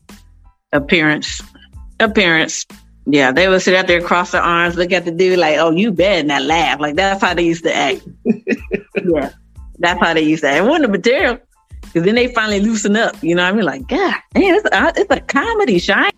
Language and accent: English; Columbus, Ohio, United States; moved away as an adult; also born or lived in Los Angeles, California; now in Phoenix, United States; I'm originally from Columbus, Ohio. Currently residing here in hot ass uh, Phoenix, Arizona